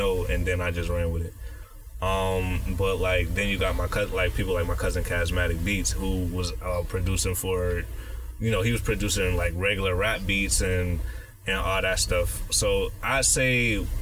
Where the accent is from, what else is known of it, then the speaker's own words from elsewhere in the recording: Buffalo, New York, United States; I was born in Central Park